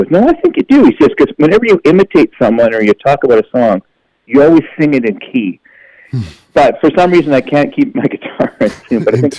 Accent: Canada; that's the reality of touring as a Canadian musician.

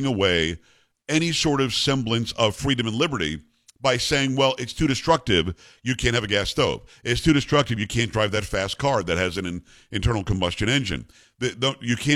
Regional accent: South Florida, United States; moved away; also born or lived in New York / upstate New York; I grew up in South Florida.

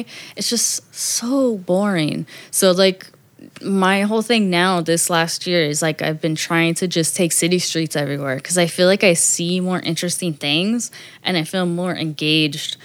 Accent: Riverside, California, United States; moved away; I grew up in Riverside

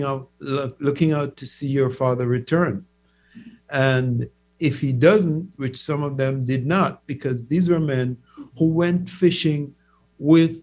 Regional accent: Old Harbour Bay, Saint Catherine, Jamaica; moved away as an adult; also born or lived in Kingston, Jamaica; now in United States; I grew up in Jamaica's largest fishing community. Old Harbor Bay is made up of hardy people who do fishing.

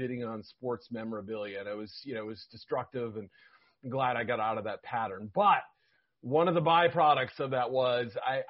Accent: New England, United States; I was growing up in New England

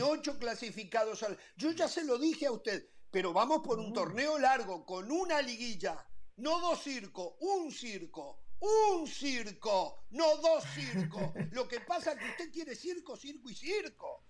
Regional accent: Uruguay; A mí no me representa como uruguayo Danubio a mí me representa la selección uruguaya

